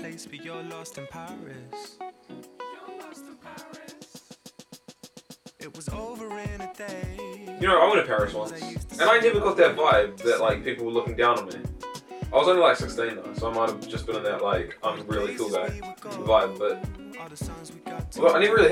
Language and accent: English; New Zealand; we're from New Zealand.